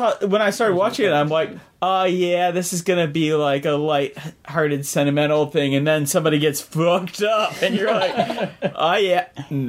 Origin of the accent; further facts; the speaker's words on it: United States; moved away; as an American